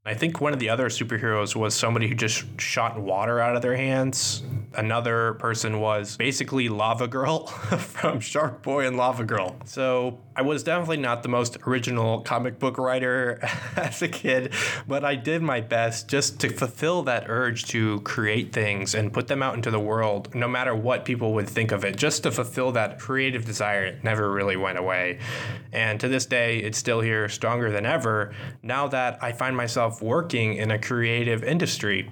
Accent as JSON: {"language": "English", "town": "Kansas City", "country": "United States", "tie": "born or raised there", "moved": "yes", "lives_now": "Minnesota, United States", "said": "I live in Minnesota, but I grew up partly in Kansas City"}